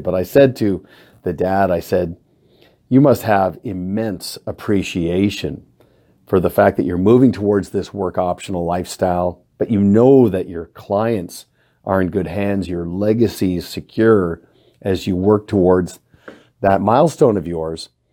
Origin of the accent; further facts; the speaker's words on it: Canada; also born or lived in Kelowna; as a Canadian with many friends in the United States, we kinda get a two for one because our Thanksgiving occurs in October